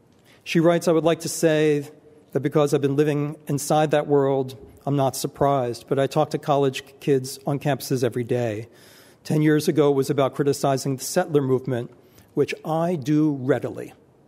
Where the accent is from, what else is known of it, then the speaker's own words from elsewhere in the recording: Pittsburgh, Pennsylvania, United States; It's like Jews can't be victims unless it's such a horrific incident, like what happened in my hometown of Pittsburgh.